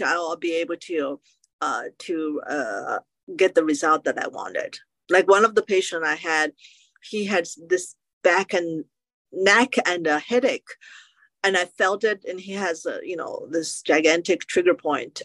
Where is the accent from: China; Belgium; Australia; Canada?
China; now in United States; I grew up in China and I was exposed to acupuncture